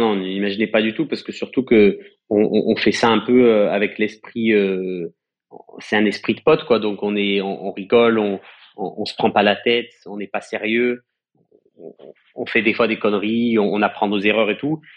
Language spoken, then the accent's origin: French; Marseille, Provence-Alpes-Côte d'Azur, France; on est Marseillais et on prend soin de notre propre ville